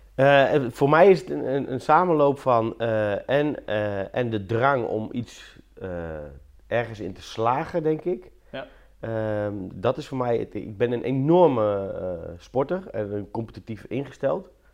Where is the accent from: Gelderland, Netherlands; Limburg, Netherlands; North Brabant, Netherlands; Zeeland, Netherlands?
Gelderland, Netherlands; Apeldoorn; In Apeldoorn. Ehm, en daar heb ik eigenlijk al eh, mijn hele leven gewoond.